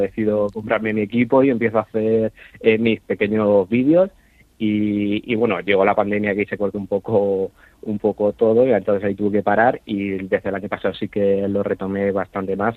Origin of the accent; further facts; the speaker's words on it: Puertollano, Castilla-La Mancha, Spain; accent: manchego; also born or lived in Seville; yo soy de Puerto Llano